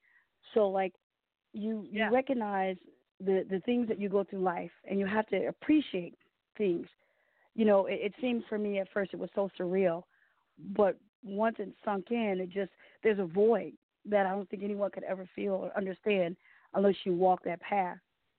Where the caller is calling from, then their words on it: Detroit, Michigan, United States; I'm calling from Detroit.